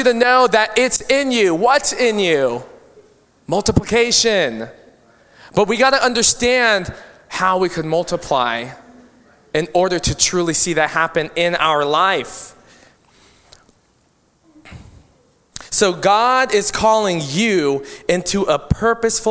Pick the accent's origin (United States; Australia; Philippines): Philippines; I'm Filipino and I have a lot of my Filipino culture that I value.